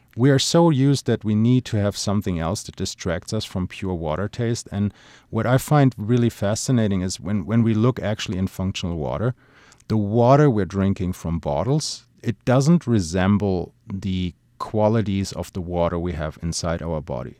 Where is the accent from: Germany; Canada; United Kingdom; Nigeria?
Germany; moved away; my home country, Germany